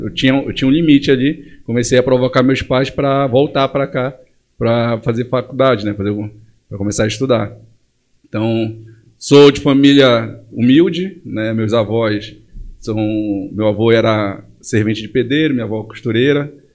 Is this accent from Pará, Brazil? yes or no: yes; Monte Dourado, Pará, Brazil; also born or lived in Belém; Meus pais eles foram para o interior do estado em Monte Dourado quando eu tinha 4 anos de idade